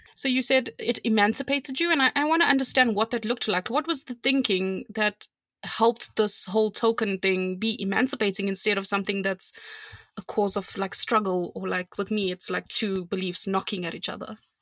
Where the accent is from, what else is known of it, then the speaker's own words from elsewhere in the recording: South Africa; I'm South African